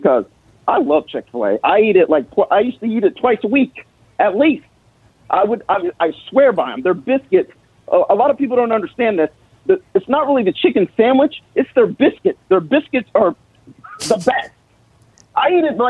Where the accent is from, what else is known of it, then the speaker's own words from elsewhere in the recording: Atlanta, Georgia, United States; I grew up here in the Atlanta area, just north